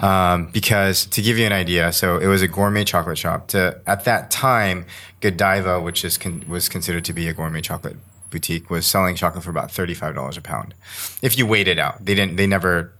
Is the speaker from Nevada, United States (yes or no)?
yes; Las Vegas, Nevada, United States; I grew up in Las Vegas, Nevada.